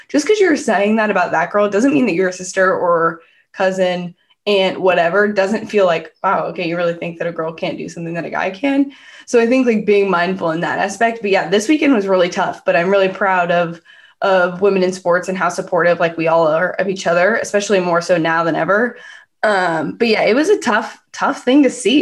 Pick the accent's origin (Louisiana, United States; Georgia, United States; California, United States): California, United States; Bay Area; I'm from the Bay Area.